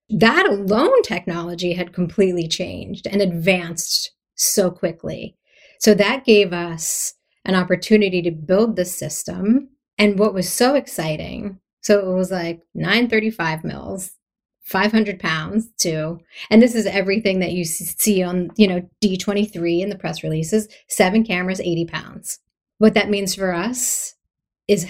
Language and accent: English; Philadelphia, Pennsylvania, United States; I'm from Philadelphia.